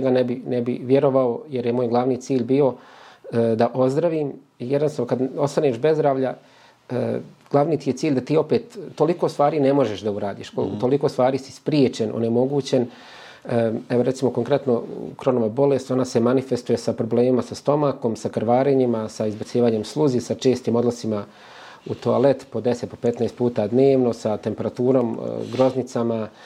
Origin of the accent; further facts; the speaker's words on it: Kozarska Dubica, Republika Srpska, Bosnia & Herzegovina; kad se spomene Bosanska Dubica, to odmah nekako vrati toliko, toliko uspomena kao mjesto gdje si rođen i proveo većinu života.